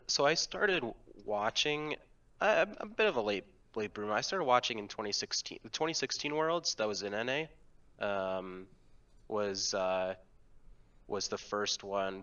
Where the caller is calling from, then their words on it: Chapel Hill, North Carolina, United States; I'm calling from Chapel Hill, North Carolina.